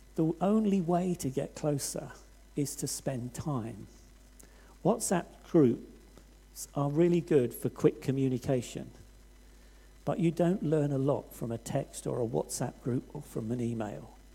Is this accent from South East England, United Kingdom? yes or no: yes; Hastings, South East England, United Kingdom; I come from Hastings on the south coast